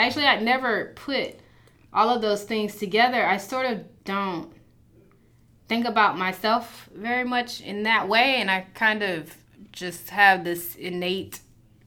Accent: Lexington County, South Carolina, United States; also born or lived in Gaston, South Carolina / Savannah, Georgia; now in Columbia, United States; I grew up in Lexington County

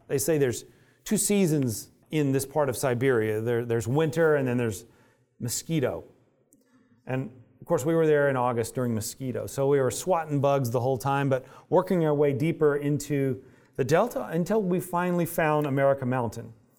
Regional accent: United States; I'm an American

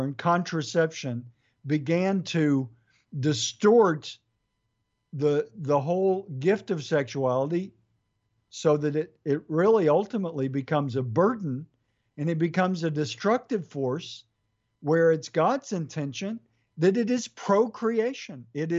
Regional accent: United States; we were little boys growing up in America

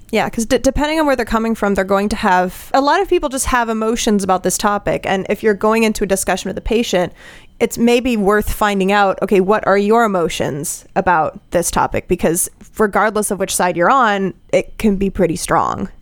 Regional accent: Colorado, United States; I come from Colorado

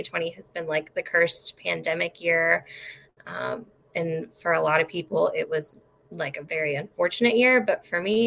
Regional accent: Mexico, Missouri, United States; also born or lived in California; I have lived in Mexico, Missouri for most of my life. I moved here from California when I was about 7

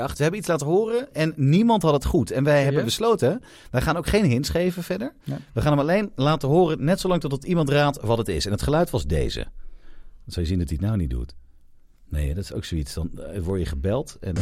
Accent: Netherlands

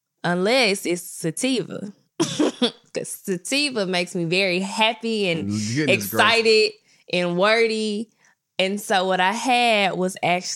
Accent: Memphis, Tennessee, United States; So I'm also from Memphis, right? I've lived in some places.

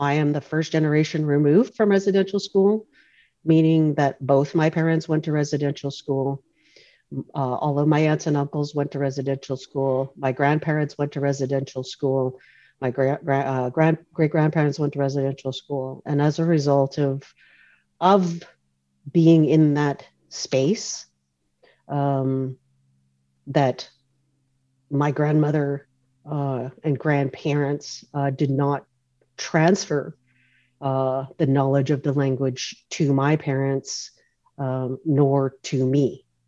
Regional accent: North Vancouver, British Columbia, Canada; I grew up on in Oslahan, the community of Oslahan, which is is uh, part of the, uh, the North Shore uh, traditional territories of the Skoltmish Nation

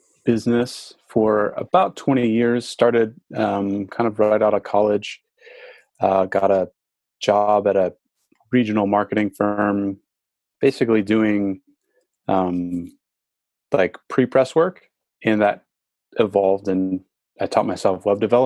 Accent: Glen Ellyn, Illinois, United States; moved away as an adult; also born or lived in Seattle; I grew up in Chicago, in the suburbs, out west, in Glen Ellen

